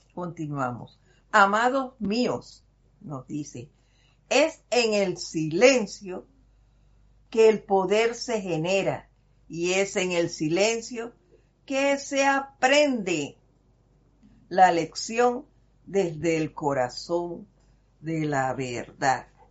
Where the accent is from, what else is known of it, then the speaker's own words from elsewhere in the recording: Panama; Los panameños sí, somos cascaritas de fuego